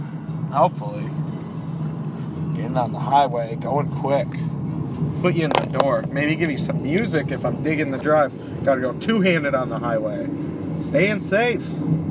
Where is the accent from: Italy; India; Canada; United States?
Canada; I'm Canadian, so I'm always smiling.